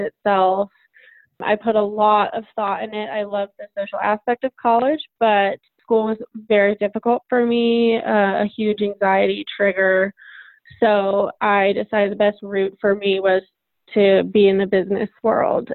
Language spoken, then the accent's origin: English; Carmel Valley, California, United States; I am from Carmel Valley, California.